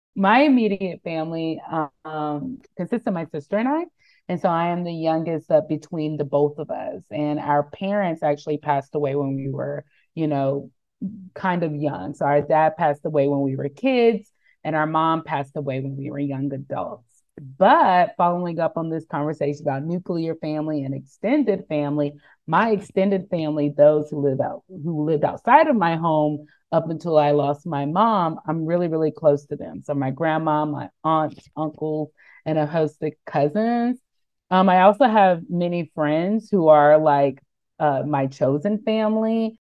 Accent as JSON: {"language": "English", "region": "North Carolina", "country": "United States", "tie": "born or raised there", "moved": "as an adult", "lives_now": "Bethlehem, United States", "said": "I was born and raised in North Carolina."}